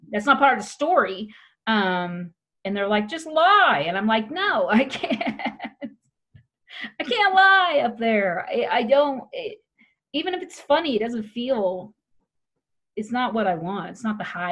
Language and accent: English; Wichita, Kansas, United States; also born or lived in New York City; now in Colorado, United States; I grew up in Wichita, Kansas, and especially the smaller towns